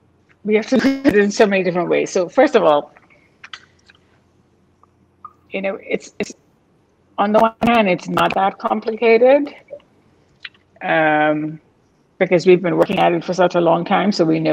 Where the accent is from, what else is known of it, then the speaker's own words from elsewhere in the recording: Bahamas; when we leave the region and we live somewhere else, and, you know, I say I'm from the Bahamas and they think it's somewhere in Jamaica